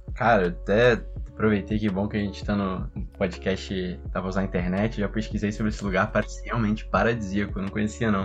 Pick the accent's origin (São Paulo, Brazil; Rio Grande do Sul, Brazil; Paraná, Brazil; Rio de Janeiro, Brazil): Rio de Janeiro, Brazil; Resende; now in Rio de Janeiro, Brazil; Eu conheço muito do interior do estado, que eu nasci em Resende